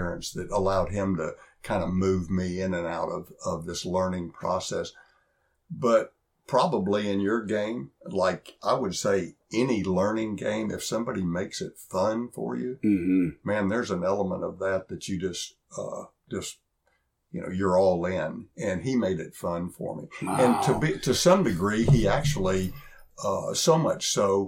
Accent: Texarkana, Texas, United States; I grew up in East Texas after my dad retired in Texarkana

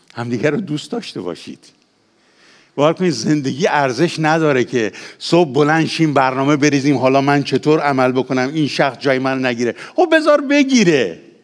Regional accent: Ahvaz, Khuzestan, Iran; also born or lived in Khorramabad / Kermanshah; من پدرم لور خرم آباده دهی به اسم شاهیوند که هنوزم هست پس اصل اصل لورم مادرم هم کرمانشاهیه خودم هم تو اهواز به دنیا آمدم

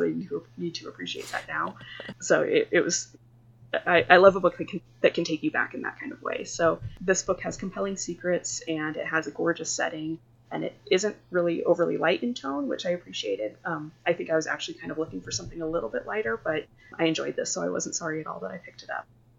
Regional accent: Arizona, United States; growing up in Arizona

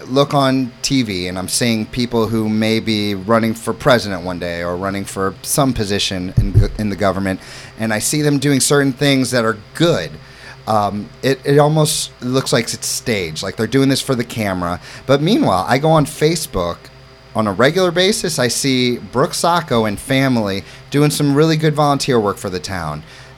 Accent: New York City, New York, United States; also born or lived in St. Louis, Missouri; I come from New York City. I lived in Florida. I'm a Midwestern boy in St. Louis, but all roads led to Hammonton.

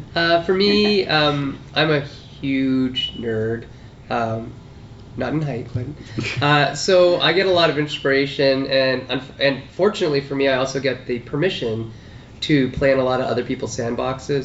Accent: Sault Ste. Marie, Ontario, Canada; growing up in Sault Ste. Marie, Ontario, way up north

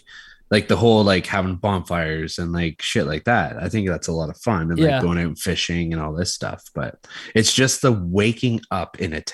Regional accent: Canada; We have to keep up the nice Canadian persona.

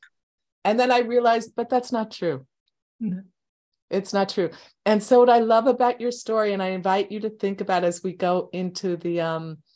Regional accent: Levittown, New York, United States; I grew up in Levittown as well

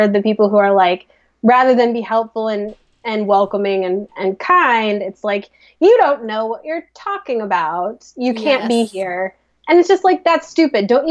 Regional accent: Midwest, United States; accent: Midwest; we're from the Midwest. We talk like idiots

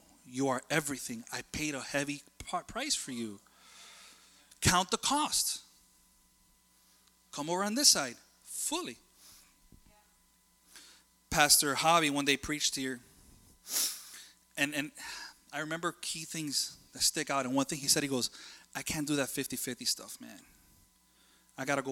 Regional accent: Hialeah, Florida, United States; I'm a kid that grew up in Hialeah

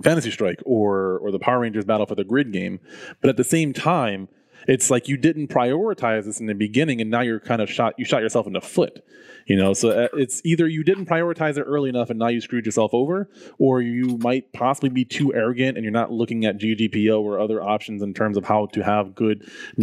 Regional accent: Jamaica; I'm Jamaican

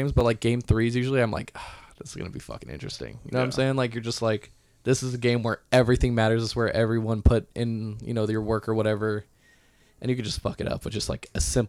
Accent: Corona, California, United States; also born or lived in Norco; I grew up in Corona, but I went to high school in Norco.

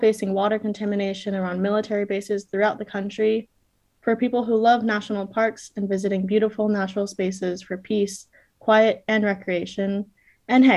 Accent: South Whidbey Island, Washington, United States; I grew up on South Whidbey Island in Washington

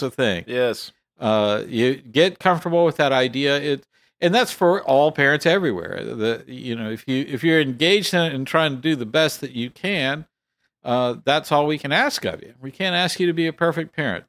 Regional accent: Texas, United States; I'm from Texas

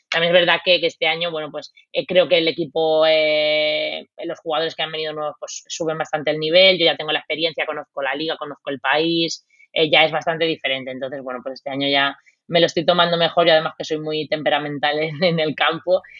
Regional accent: Spain; moved away as an adult; Bueno, eso, con eso venimos desde España ya puesto en la mochila

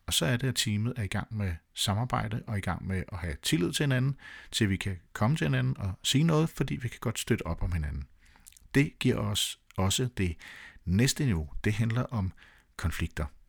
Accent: Denmark; jeg var 100% dansk

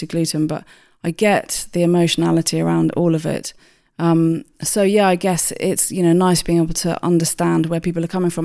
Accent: Hampshire, South East England, United Kingdom; moved away as an adult; also born or lived in London; I grew up in Hampshire, and then I li-, lived in London for about twenty years, and then I moved back out to Hampshire again

